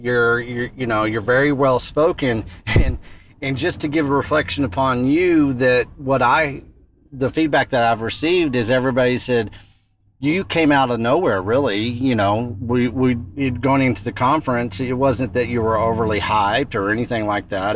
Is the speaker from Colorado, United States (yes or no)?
no; West Texas, United States; growing up in West Texas